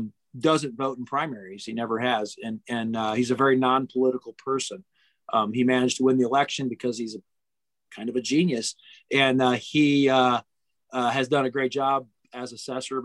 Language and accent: English; near Gary, Northwest Indiana, United States; now in Lafayette, United States; I grew up in Northwest Indiana, where it was a lot of Democrats, were by Gary